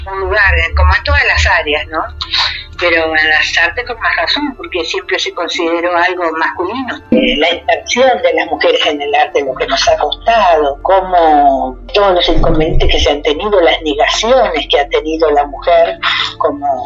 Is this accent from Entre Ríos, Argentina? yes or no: yes; Nogoyá, Entre Ríos, Argentina; siempre estoy eh, teniendo en cuenta y mostrando que vengo de Noguyá.